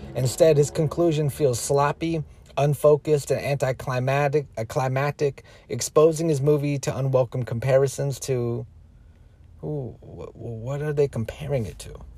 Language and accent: English; United States; we as the American people, we as a nation